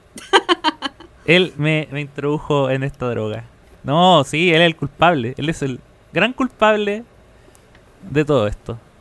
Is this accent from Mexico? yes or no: no; Viña del Mar, Valparaíso, Chile; moved away; cada vez que yo viajaba a, mi ciudad natal.